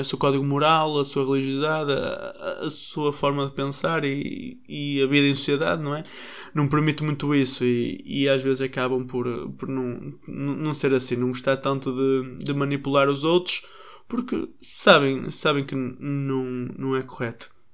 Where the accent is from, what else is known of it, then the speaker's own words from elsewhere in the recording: Portugal; Nós, às vezes, portugueses